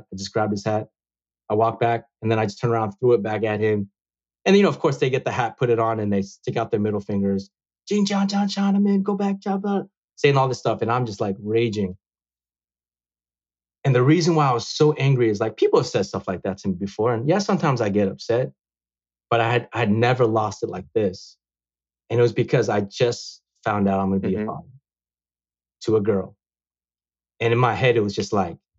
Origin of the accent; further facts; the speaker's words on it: San Francisco, California, United States; I was born in this country. Mm-hmm. I was born in San Francisco.